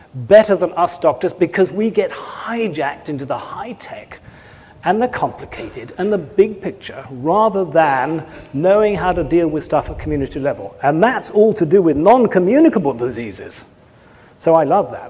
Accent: England, United Kingdom; I'm English

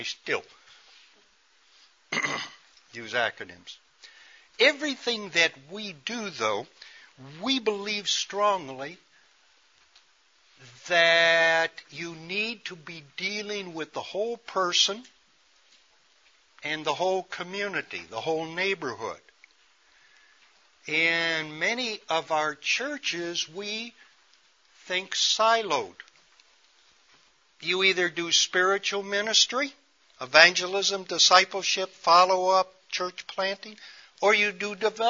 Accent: Chicago, Illinois, United States; I, as a city boy, I grew up in Chicago on the west side.

